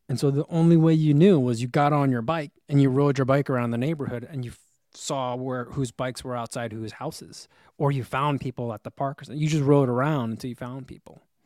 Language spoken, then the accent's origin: English; New Jersey, United States; moved away; I grew up in New Jersey with diner culture